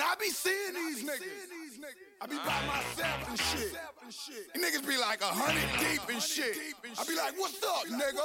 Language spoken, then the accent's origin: English; Boston, Massachusetts, United States; I'm from Mattapan